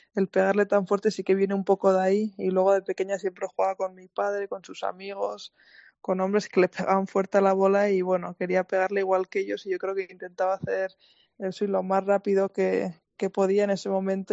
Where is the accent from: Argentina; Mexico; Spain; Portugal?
Spain; Ulzama valley, Navarre; moved away as an adult; now in United States; soy de, de la Reinzar, que es un pueblo en el valle de, Dulzama Ulzama, en, en, Navarra, cerca de Pamplona. Y sí, allí, allí, he vivido toda mi vida hasta los 18 años